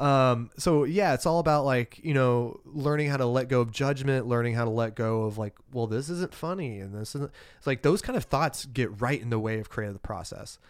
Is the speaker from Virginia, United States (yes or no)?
no; Alabama, United States; moved away as an adult; now in Portland, United States; growing up in Alabama, it's culturally repressive